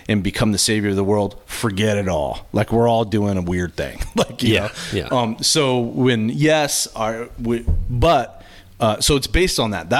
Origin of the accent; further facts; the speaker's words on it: California, United States; I'm from California.